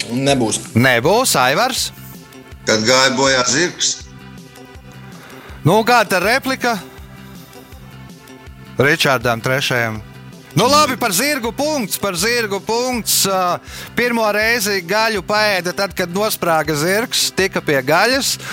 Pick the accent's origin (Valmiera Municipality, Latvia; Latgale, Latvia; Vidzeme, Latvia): Vidzeme, Latvia; Valmiera; moved away as an adult; also born or lived in London; Es esmu dzimis Valmīrā.